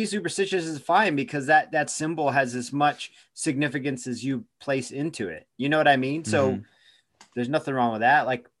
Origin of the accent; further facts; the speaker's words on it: Eugene, Oregon, United States; now in Tucson, United States; I'm from Eugene. I moved here from Eugene, Oregon.